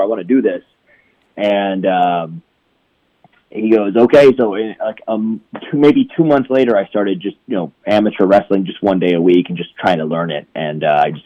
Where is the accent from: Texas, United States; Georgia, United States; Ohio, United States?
Ohio, United States; Cleveland; I grew up in Cleveland, Ohio